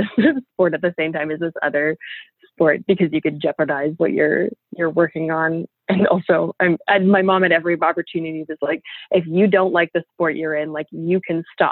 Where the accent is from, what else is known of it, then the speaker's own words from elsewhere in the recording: Ottawa, Ontario, Canada; we're from Ottawa, so we also speak French.